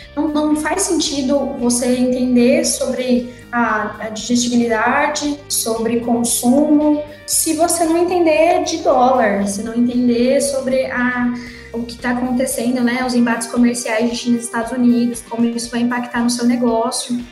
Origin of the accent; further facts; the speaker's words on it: Mato Grosso, Brazil; Minha família é do estado de São Paulo e eu sou a única que nasci no Mato Grosso